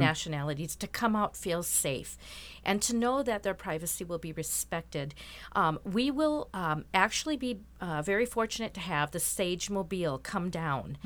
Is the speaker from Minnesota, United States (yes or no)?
yes; Rochester, Minnesota, United States; I'm from Rochester, born and raised